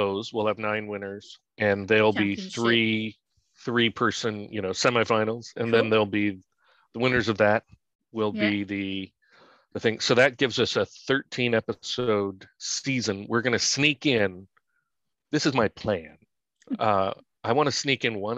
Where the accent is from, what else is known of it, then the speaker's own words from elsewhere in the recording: San Francisco, California, United States; moved away; I'm from San Francisco